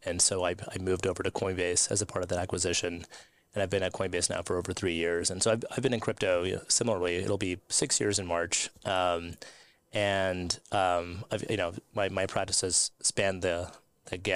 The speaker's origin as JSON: {"language": "English", "country": "United States", "said": "and I'm an American lawyer, so I was in Washington, D.C., and I was working at the U.S. Securities and Exchange Commission."}